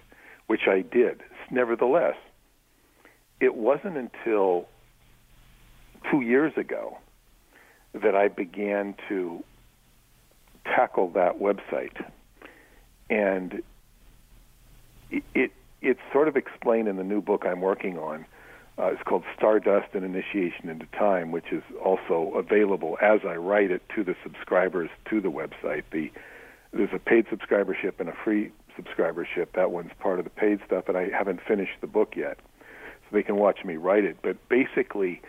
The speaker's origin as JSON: {"language": "English", "region": "New York", "country": "United States", "said": "I'm from New York"}